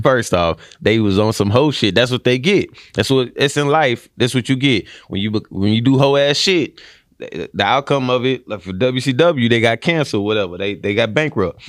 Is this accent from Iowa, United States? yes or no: no; Houston, Texas, United States; now in Austin, United States; I'm from Houston